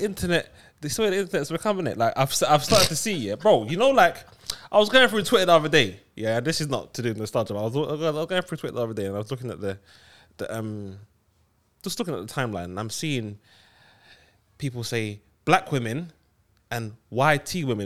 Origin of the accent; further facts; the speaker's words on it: Fields, London, United Kingdom; I grew up in Fields